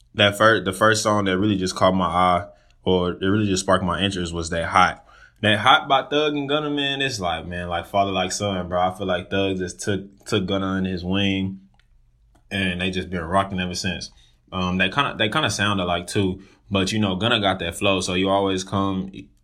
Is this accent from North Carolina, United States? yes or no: no; Dallas, Texas, United States; I just recently graduated from Texas State. I'm from Dallas, Texas, and I'm just moved back to Dallas.